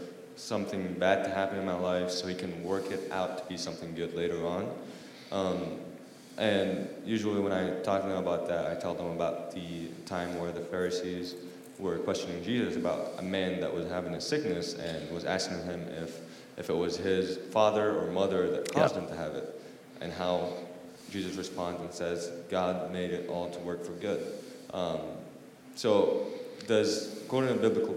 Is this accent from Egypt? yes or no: yes; Egypt; moved away as an adult; now in Bloomington; I'm from Egypt.